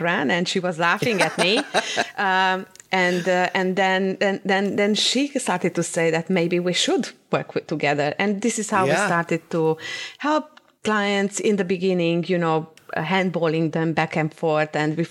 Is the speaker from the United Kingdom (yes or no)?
no; Cluj-Napoca, Transylvania, Romania; moved away; also born or lived in Timișoara, Romania; I grew up in Transylvania